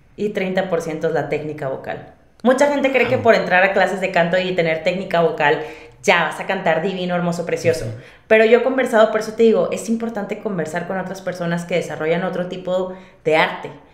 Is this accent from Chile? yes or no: no; Monterrey, Nuevo León, Mexico; accent: regio; moved away as an adult; now in Mexico City, Mexico; Monterrey, yo soy de Monterrey, este, y si no se nota por el acento